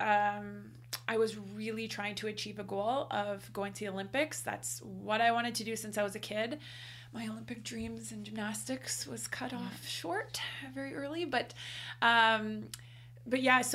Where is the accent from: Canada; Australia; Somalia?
Canada; we are Canadian